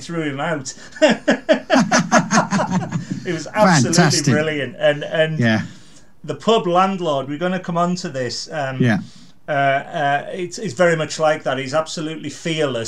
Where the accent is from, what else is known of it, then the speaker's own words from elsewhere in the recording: Carlisle, North West England, United Kingdom; moved away; also born or lived in Stoke-on-Trent / London; growing up, I grew up in Carlisle